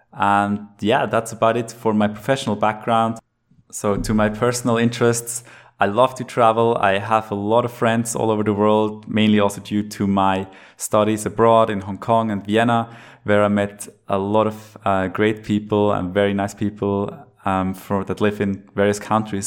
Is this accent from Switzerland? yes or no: yes; Lucerne, Switzerland; now in Zurich, Switzerland; I am from Switzerland, born in Lucerne, live in Zurich now